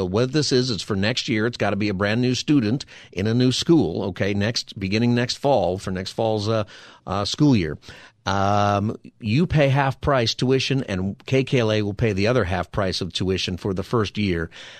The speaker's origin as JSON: {"language": "English", "town": "Palmdale", "region": "California", "country": "United States", "tie": "born or raised there", "said": "In fact, I went up to where I grew up in Palmdale, and the school actually is in Lancaster"}